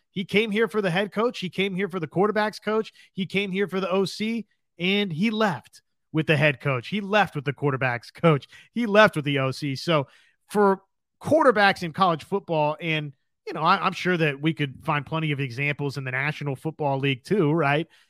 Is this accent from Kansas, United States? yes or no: yes; Kansas, United States; I grew up in Kansas